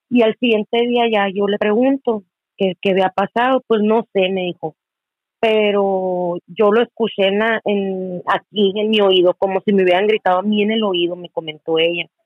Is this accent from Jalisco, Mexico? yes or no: no; Hermosillo, Sonora, Mexico; estoy eh, de acá en Hermosillo, Sonora.